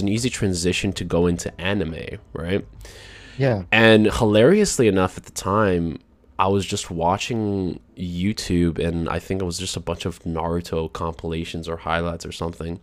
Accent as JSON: {"language": "English", "country": "Canada", "tie": "born or raised there", "said": "I grew up in Canada."}